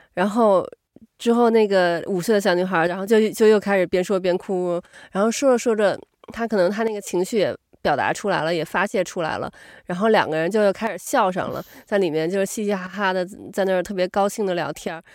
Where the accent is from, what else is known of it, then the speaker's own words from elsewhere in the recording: China; moved away; 咱们从小在中国长大的嘛，就我，我，我反而会觉得有点儿尴尬，就是跟不认识的人